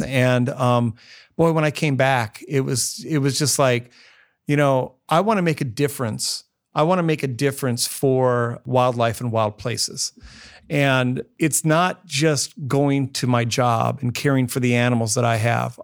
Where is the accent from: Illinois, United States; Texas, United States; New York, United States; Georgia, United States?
Illinois, United States; Northwest; now in Columbus, United States; I grew up in Northwest Illinois, in the Quad City area